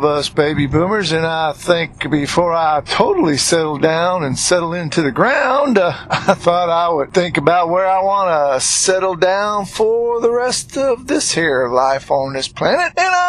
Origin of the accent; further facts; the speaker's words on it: New England, United States; I certainly got used to that slow and easy talk because I'm from New England and was born and raised up there